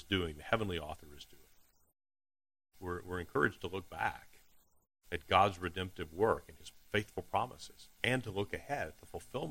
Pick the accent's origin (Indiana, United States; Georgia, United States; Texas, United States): Texas, United States; Deep East; accent: Texas; My Texas accent is hard to hit. Illusion, how about that? I'll be from Deep East Texas